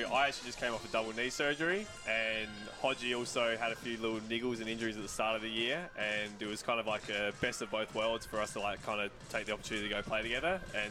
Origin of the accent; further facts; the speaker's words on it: Loxton, South Australia, Australia; also born or lived in Adelaide; from Adelaide, and I grew up in Loxton, if anyone knows what that is.